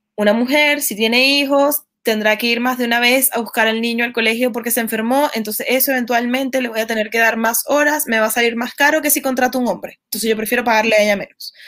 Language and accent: Spanish; Venezuela; now in Chile; yo soy venezolana y soy chilena también, pero en, este país en el que vivo